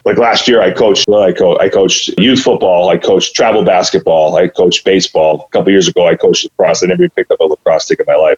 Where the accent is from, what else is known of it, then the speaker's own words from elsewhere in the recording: Clinton, Massachusetts, United States; I grew up here in Clinton, Mass